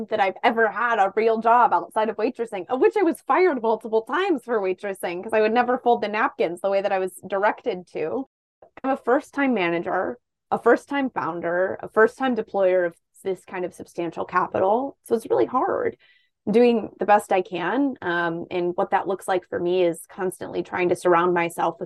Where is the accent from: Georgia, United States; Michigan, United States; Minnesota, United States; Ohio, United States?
Ohio, United States; Toledo; moved away as an adult; also born or lived in Columbus, Ohio; I am from Toledo, Ohio